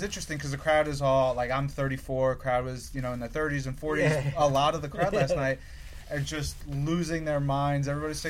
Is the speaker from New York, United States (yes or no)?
yes; Long Island, New York, United States; I'm from Long Island, so, and I was, you know, hardcore kid in the 90s and stuff